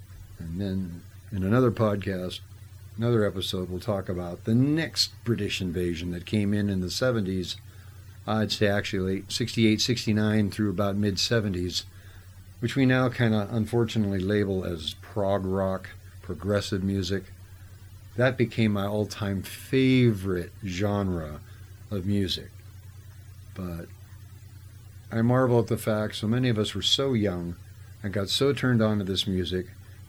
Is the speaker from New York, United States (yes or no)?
no; Whittier, California, United States; where I grew up in Whittier, Whittier had Lovell's records